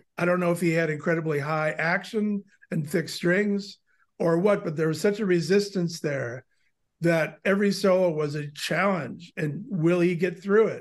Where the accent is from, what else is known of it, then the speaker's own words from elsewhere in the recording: Milwaukee, Wisconsin, United States; moved away as an adult; also born or lived in Long Island; I grew up in Milwaukee